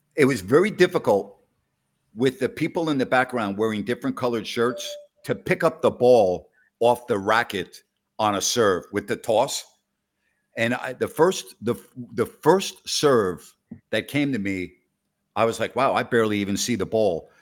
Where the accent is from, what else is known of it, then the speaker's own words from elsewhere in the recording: Syosset, New York, United States; we grew up five miles apart from one another on Long Island